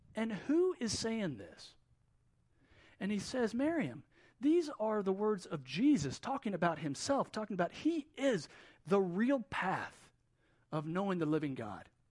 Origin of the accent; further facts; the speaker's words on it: Wilmington, North Carolina, United States; now in Middle East; Even though I'm from Wilmington, this is kind of where we come back to.